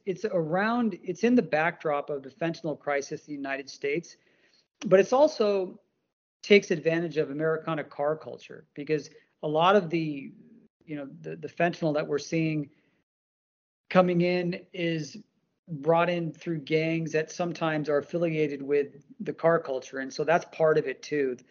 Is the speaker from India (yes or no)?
yes; India; I'm from India